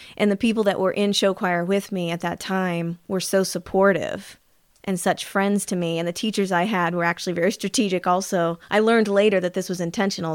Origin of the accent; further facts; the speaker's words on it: Anderson, Indiana, United States; also born or lived in Los Angeles; I was born in Indiana, Anderson, Indiana, which is if no one knows where it is, in the central regions of Indiana, about thirty miles north of Indianapolis.